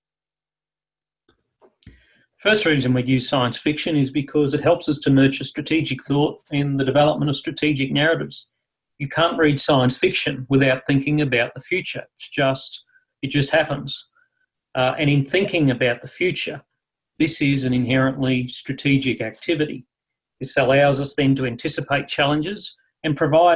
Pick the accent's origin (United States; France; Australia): Australia; Mad Max series from my home country